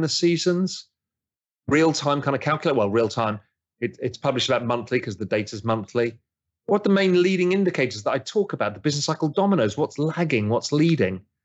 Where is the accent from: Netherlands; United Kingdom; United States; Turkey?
United Kingdom; England; I'm English